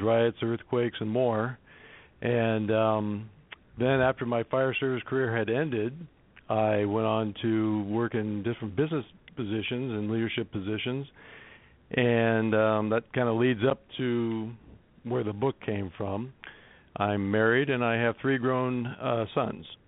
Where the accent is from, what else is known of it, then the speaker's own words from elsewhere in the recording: Los Angeles, California, United States; I grew up in Los Angeles